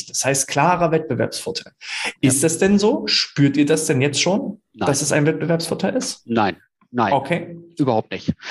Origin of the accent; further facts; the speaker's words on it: Münster, North Rhine-Westphalia, Germany; von meiner Heimatstadt Münster erstmal zu euch in die vermeintliche Pampa, es sind ja trotzdem 20 Kilometer.